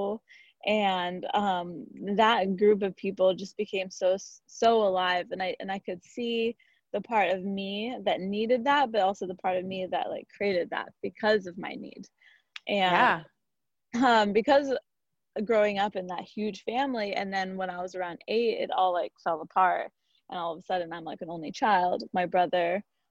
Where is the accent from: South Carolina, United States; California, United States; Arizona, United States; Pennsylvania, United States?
California, United States; Santa Barbara; I grew up in Santa Barbara, one of five kids